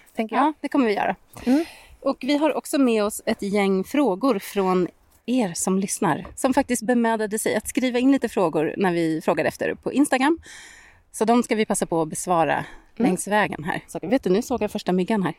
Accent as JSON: {"language": "Swedish", "town": "Särna", "region": "Dalarna County", "country": "Sweden", "said": "hemma i Särna"}